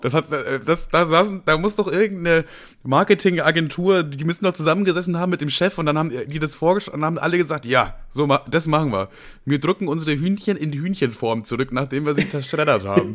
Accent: Bavaria, Germany; moved away; ursprünglich aus Bayern

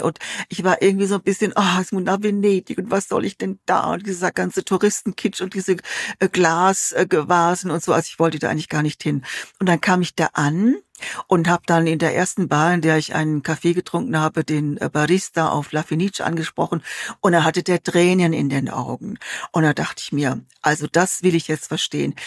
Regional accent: near Heidelberg, Baden-Württemberg, Germany; also born or lived in Munich / Bologna / Venice; now in Genoa, Italy; Ich bin ähm, in der Nähe von Heidelberg geboren, also nicht in München

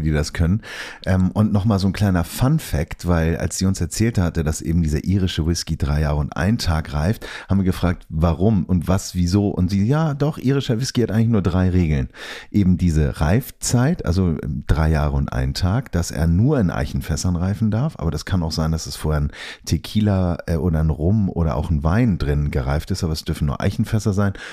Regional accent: Germany; wir kommen aus Deutschland

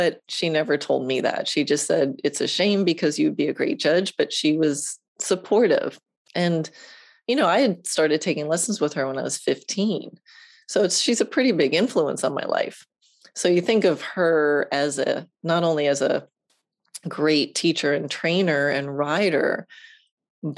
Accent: Long Island, New York, United States; moved away as an adult; now in Ocala, United States; I grew up on Long Island in New York

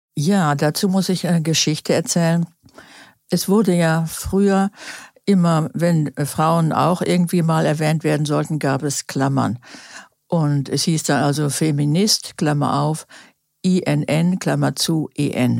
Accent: Gütersloh, North Rhine-Westphalia, Germany; Ich bin geboren 1944 in Gütersloh, Westfalen

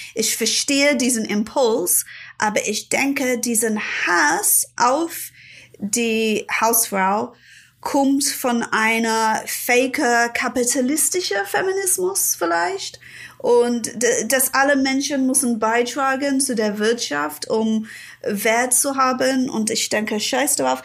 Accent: Ilford, London, United Kingdom; German is a second language; moved away as an adult; now in Berlin, Germany; Ich komme nicht wirklich aus London. Ich komme aus Ilford

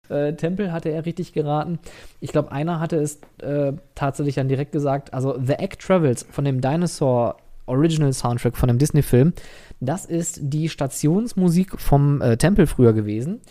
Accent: Germany; als Deutscher

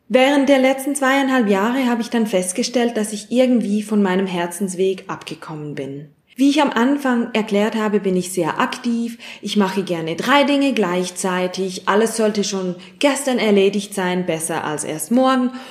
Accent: Zurich, Switzerland; ich bin 33-jährig und ich komme aus Zürich.

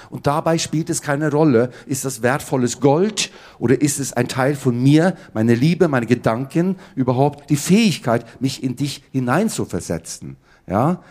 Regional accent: Oslo, Norway; moved away; ich hatte einen Papa und der war Bratscher an der Oper in Oslo, wo ich aufgewachsen bin

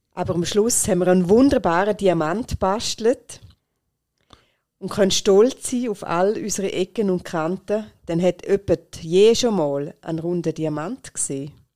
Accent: Rheintal, Switzerland; bei uns in der Schweiz oder nur schon da in der Region im Rheintal, haben wir Werte, die ganz typisch sind für uns

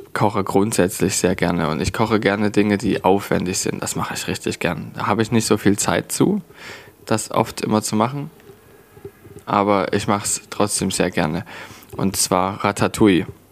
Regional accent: Leipzig, Saxony, Germany; Ich bin in Leipzig geboren und aufgewachsen. Ich habe nie woanders wirklich großartig gewohnt

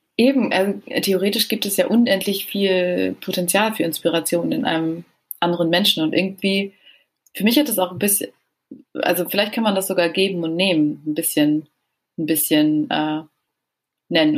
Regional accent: Germany; bei uns in Deutschland

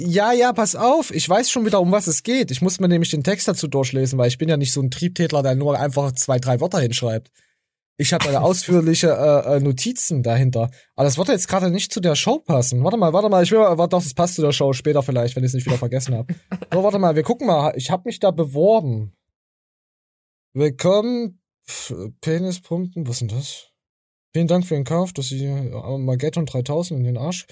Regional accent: North Rhine-Westphalia, Germany; Ich komme ja aus Ostwestfalen

